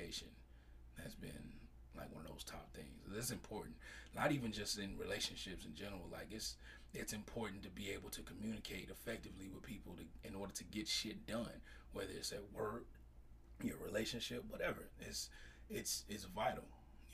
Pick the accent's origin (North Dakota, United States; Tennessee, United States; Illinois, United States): Illinois, United States; Chicago; moved away; I'm originally from Chicago